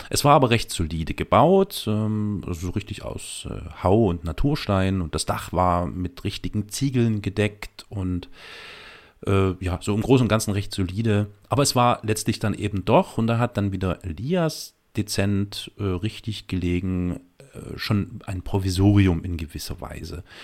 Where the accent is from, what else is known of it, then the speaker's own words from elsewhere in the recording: East Germany, Germany; ihr seid aus dem Westen, ich bin aus dem Osten.